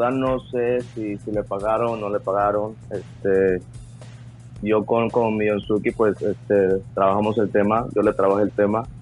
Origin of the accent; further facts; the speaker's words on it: Mexico; Yo, yo crecí en México, pero México cuando estaba niño estaba eso del Big Brother y todo eso.